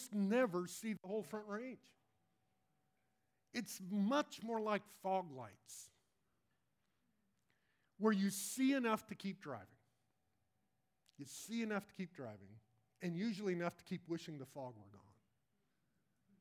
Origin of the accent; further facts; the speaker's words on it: Colorado, United States; moved away; I grew up in Colorado, and my kids actually now live in Denver